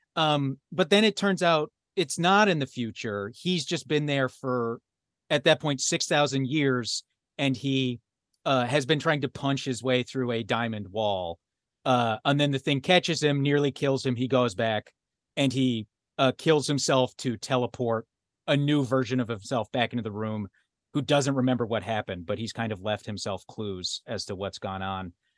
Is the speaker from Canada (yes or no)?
yes; Alberta, Canada; I was raised in Alberta.